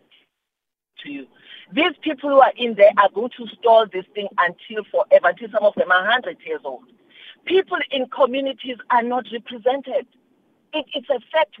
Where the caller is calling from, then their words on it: Pietermaritzburg, KwaZulu-Natal, South Africa; I'm calling from Peter Maritzburg.